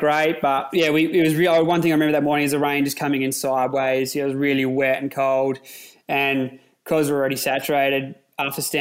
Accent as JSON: {"language": "English", "town": "Woodside", "region": "South Australia", "country": "Australia", "tie": "born or raised there", "said": "I grew up in the Adelaide Hills in a town called Woodside."}